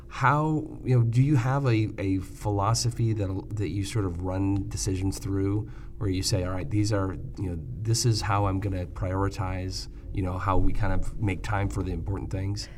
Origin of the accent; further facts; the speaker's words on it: Michigan, United States; I grew up in Michigan, kind of Midwestern